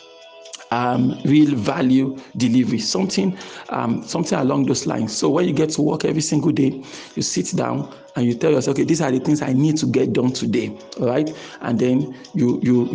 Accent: Nigeria; I'm speaking as a Nigerian here now.

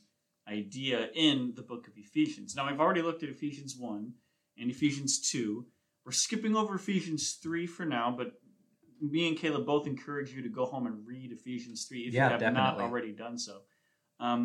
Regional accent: East Coast, United States; moved away; So I grew up on the East Coast.

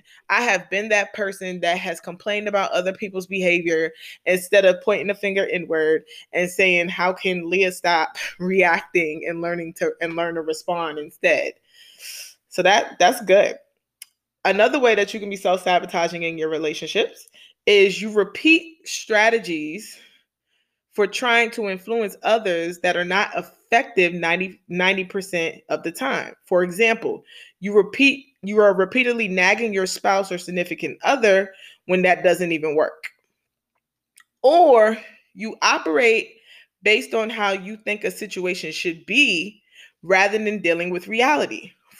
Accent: New York City, New York, United States; I'm from New York City. I come from the hood.

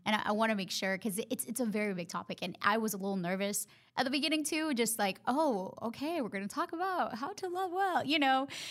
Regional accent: Honduras; English is a second language; moved away as an adult; now in Charlotte, United States; I went to school and college in my home country

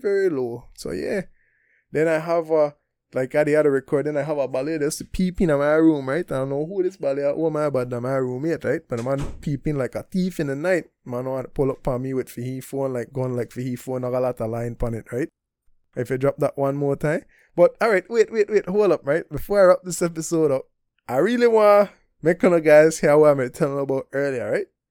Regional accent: Belize; moved away as an adult; also born or lived in Taiwan; I come from Belize. I lived up Belize, what, from nineteen ninety-seven to twenty eighteen, uh, what, twenty-one years

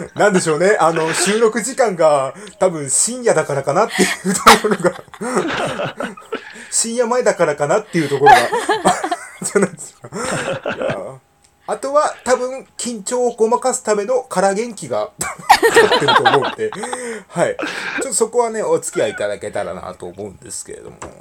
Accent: Gunma, Japan; 地元群馬県を拠点に活動する

